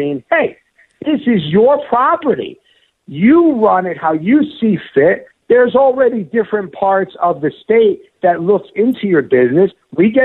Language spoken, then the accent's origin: English; United States; my mother comes from Palermo, Sicily, okay? We are of Italian descent. My mother, you know, I was born here in the States